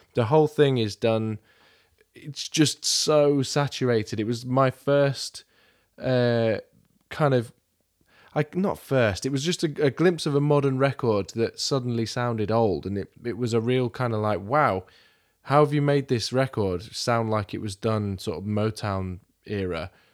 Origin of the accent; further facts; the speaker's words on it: Milton Keynes, South East England, United Kingdom; I'm from Milton Keynes